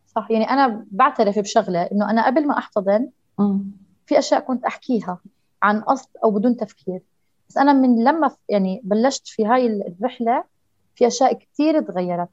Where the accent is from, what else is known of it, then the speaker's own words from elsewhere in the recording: Jordan; عندنا في الأردن